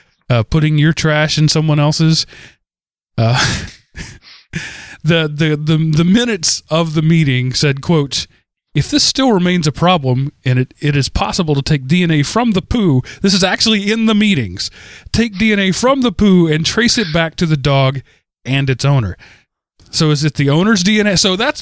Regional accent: Texas, United States; my home state, because as much as I love Texas

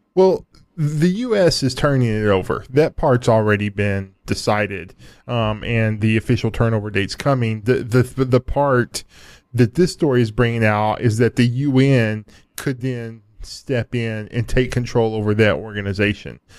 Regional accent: United States; I, I'm an American. I'm, I'm an American first and a world citizen second

